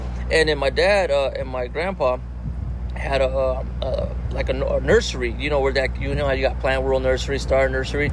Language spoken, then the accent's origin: English; Las Vegas, Nevada, United States; I'm born and raised in Vegas